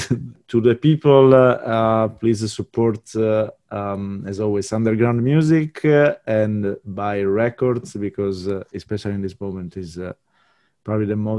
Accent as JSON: {"language": "English", "region": "Sardinia", "country": "Italy", "said": "I come from Sardinia, which is a pretty warm country"}